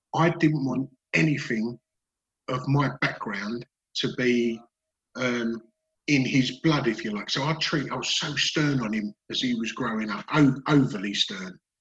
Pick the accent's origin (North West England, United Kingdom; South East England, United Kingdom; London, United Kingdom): London, United Kingdom; Dagenham; I grew up in Dagenham in Essex